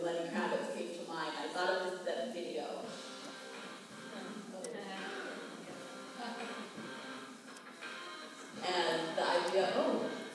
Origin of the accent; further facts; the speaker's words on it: New York, United States; I'm from America, but where? I'm from New York.